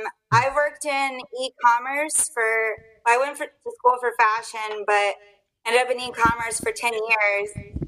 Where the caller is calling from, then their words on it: Virginia Beach, Virginia, United States; Virginia Beach, Virginia.